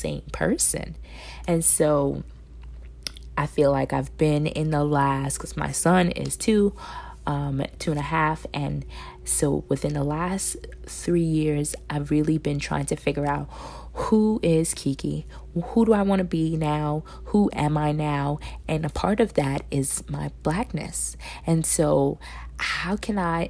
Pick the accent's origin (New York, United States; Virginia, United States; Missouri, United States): New York, United States; New York City; me being raised, born and raised in New York City